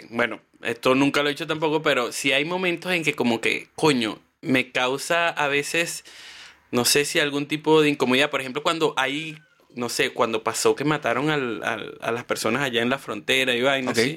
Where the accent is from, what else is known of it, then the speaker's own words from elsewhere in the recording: Chile; toda mi vida, soy chileno no conocía esto